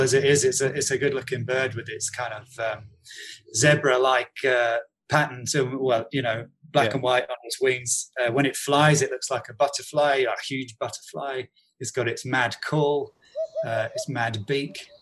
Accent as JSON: {"language": "English", "area": "Bedfordshire", "region": "East of England", "country": "United Kingdom", "also_born_or_lived": "South London", "moved": "yes", "lives_now": "London, United Kingdom", "said": "I'm originally from Bedfordshire."}